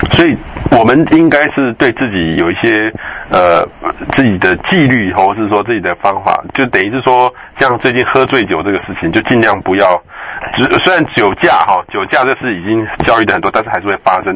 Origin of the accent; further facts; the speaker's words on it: central Taiwan, Taiwan; 我也是中部人，可是我们小时候就到台中去